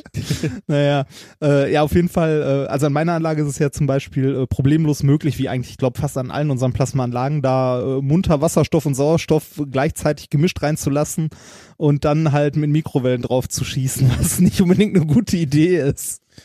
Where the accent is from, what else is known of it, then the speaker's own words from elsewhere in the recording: Germany; bei uns in Deutschland